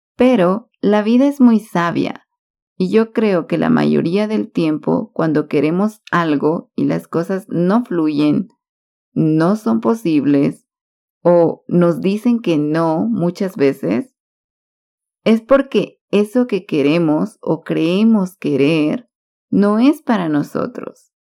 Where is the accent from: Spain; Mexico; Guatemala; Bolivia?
Guatemala; also born or lived in Cali, Colombia; Todos me conocían como la guatemalteca